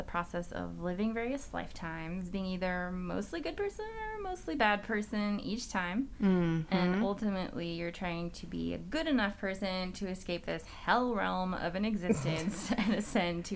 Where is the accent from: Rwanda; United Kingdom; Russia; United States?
United States; being an American